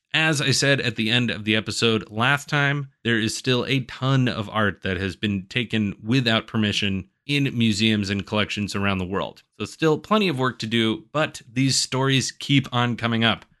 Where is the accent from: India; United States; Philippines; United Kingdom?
United States; Illinois; my home state of Illinois